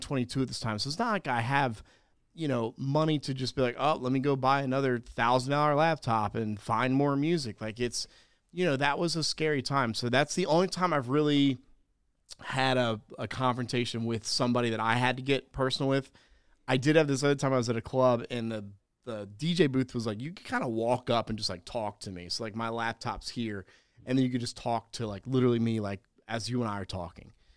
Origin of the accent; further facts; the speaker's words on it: South Carolina, United States; I'm from South Carolina